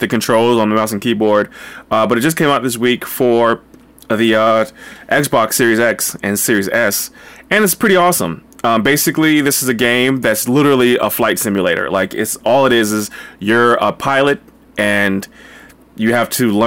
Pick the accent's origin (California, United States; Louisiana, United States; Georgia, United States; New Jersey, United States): New Jersey, United States; Linden; moved away; I went to my hometown in New Jersey, in Linden, New Jersey